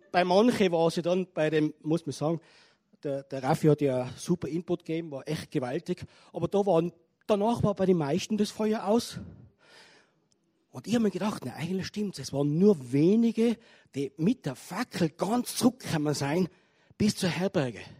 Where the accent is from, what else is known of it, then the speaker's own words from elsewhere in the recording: Tyrol, Austria; wunderschönen guten Abend von mir als Tiroler.